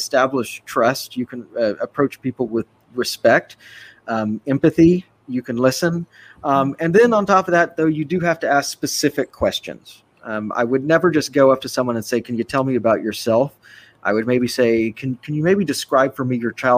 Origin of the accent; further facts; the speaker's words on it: Austin, Texas, United States; my hometown of Austin, it's changed immeasurably since I was a kid